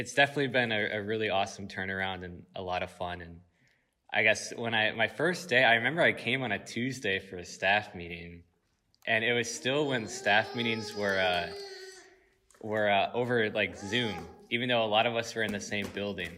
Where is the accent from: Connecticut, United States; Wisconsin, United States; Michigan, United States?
Wisconsin, United States; Sun Prairie; I grew up in Sun Prairie, Wisconsin, and that's right outside Madison